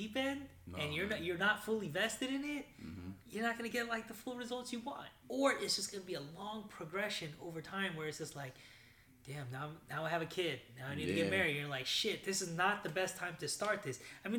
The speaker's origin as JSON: {"language": "English", "town": "Sacramento", "region": "California", "country": "United States", "tie": "born or raised there", "said": "But I grew up actually in South Sac. I grew up off of, I don't know if you know, Back Road Power Inn."}